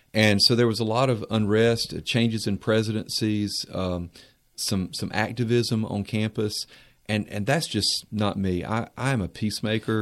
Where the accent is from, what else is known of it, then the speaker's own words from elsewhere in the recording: Mount Airy, North Carolina, United States; I'm from Mount Airy, North Carolina, Mayberry.